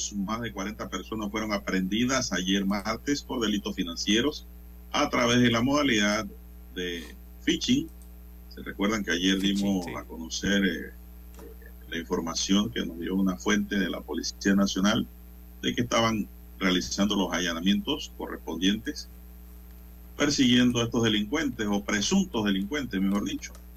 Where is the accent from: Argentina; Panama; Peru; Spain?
Panama; como ciudadano, como panameño